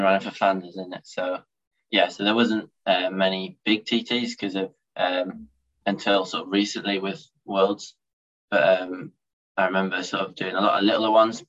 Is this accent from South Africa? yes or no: no; United Kingdom; as a British rider